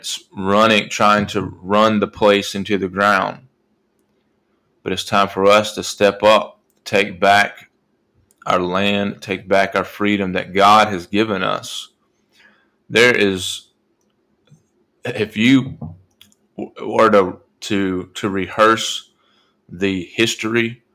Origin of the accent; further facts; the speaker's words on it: United States; this country, my country, I'm an American